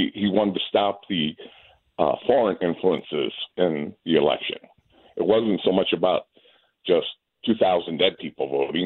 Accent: Missouri, United States; I'm a Missourian. And I vote for my Secretary of State, my governor in Missouri, as conservatives

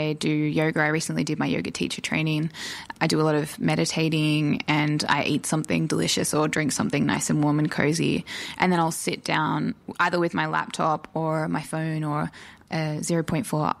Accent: Mittagong, New South Wales, Australia; moved away as an adult; now in Illawarra, Australia; I was born on Gundungurra country, which is over the just over the escarpment up around Mittagong and Barrel. And I moved down to the Illawarra 8 years ago

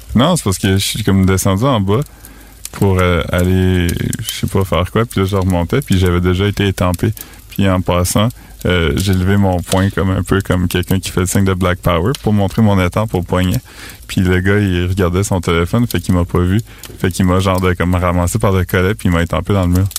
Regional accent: northwestern New Brunswick, Canada; Moi, je viens du nord-ouest du Nouveau-Brunswick

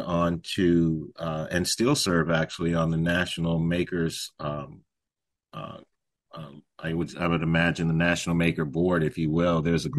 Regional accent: San Antonio, Texas, United States; now in San Jose, United States; I am a Texan, originally from San Antonio, Texas.

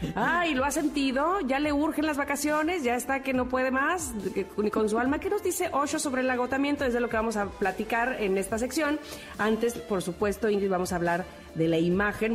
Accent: Veracruz, Mexico; sobre todo de niña, aquí en Veracruz

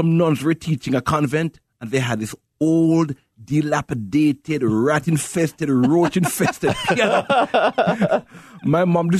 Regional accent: Jamaica; now in Chicago, United States; I grew up in Jamaica, grew up in a poor family, but we had lots of Jesus.

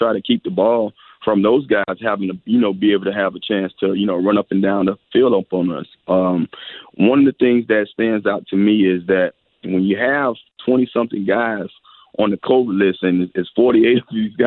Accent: Miami, Florida, United States; me being from Miami

